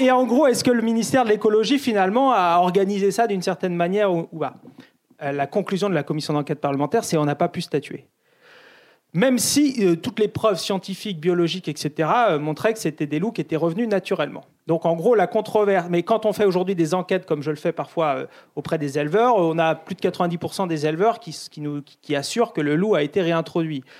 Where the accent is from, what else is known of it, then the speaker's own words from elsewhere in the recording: France; chez nous en France